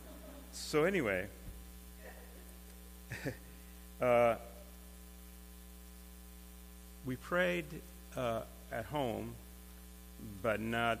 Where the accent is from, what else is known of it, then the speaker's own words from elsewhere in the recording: Cuba; moved away; I was born in Cuba, and as a child, I attended Catholic schools